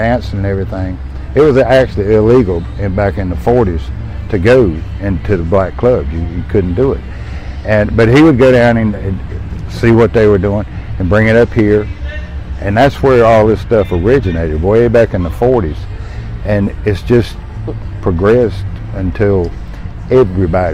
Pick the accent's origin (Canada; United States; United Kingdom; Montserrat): United States; Burlington, North Carolina; I grew up in Burlington